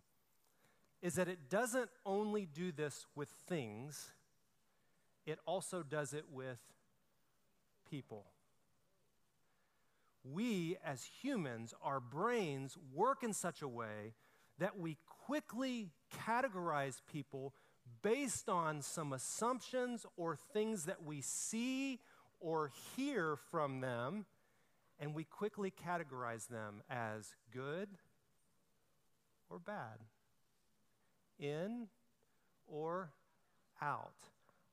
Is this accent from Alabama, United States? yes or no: yes; Alabama, United States; I'm from Alabama